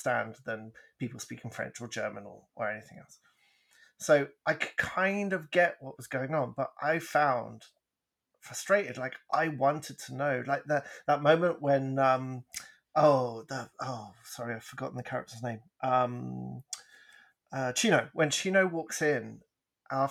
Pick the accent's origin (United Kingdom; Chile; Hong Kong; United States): United Kingdom; England; moved away; We grew up in England